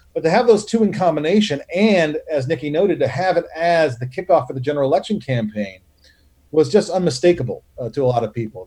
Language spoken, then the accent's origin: English; the South, United States; I say this as a Southerner